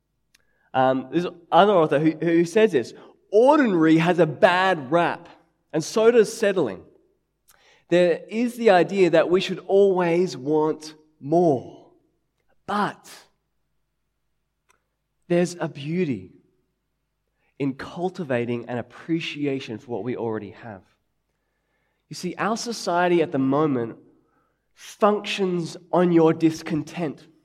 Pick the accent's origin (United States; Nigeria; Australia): Australia; Sydney, New South Wales; growing up in Sydney